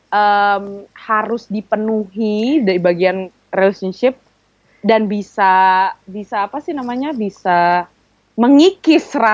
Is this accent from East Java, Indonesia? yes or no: no; Palembang, South Sumatra, Indonesia; now in Jabodetabek, Indonesia; iya gue dari gue aslinya dari Palembang